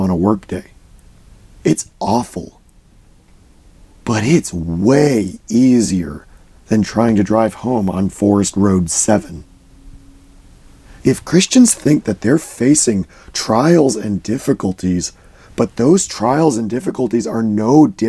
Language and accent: English; United States; I grew up in the Washington, D.C. area. I lived about an hour north of D.C.